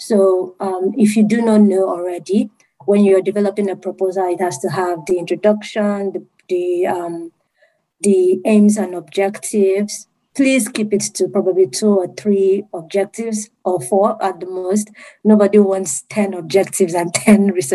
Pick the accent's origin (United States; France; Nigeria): Nigeria; moved away as an adult; also born or lived in United Kingdom; I'm from Nigeria. And then I had to move to the UK.